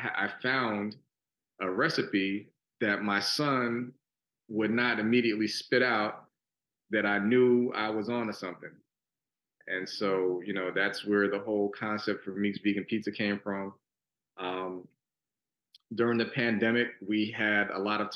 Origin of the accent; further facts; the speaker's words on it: New York City, New York, United States; now in Houston, United States; growing up in New York City, I grew up in Brooklyn and the Bronx.